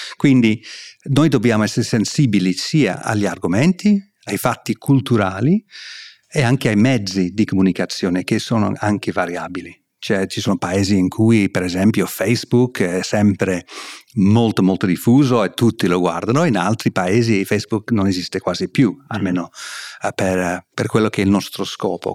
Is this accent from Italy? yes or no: no; England, United Kingdom; Italian is a second language; moved away as an adult; sono inglese, sono britannico, eh, vengo da là